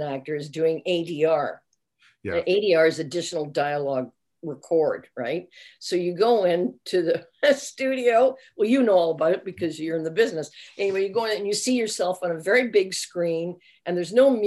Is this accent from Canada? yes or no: yes; Canada; We're Canadian actors.